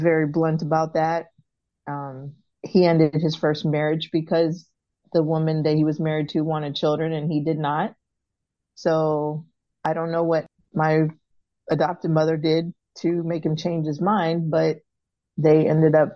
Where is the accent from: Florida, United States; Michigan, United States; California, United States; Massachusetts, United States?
Florida, United States; moved away; also born or lived in Baltimore; I was born in Florida and adopted by a couple in Florida